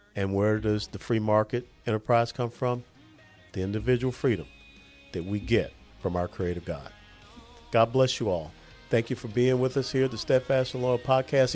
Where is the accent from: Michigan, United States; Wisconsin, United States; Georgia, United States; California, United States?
Georgia, United States; moved away; also born or lived in Tennessee / Kansas; I'm from Georgia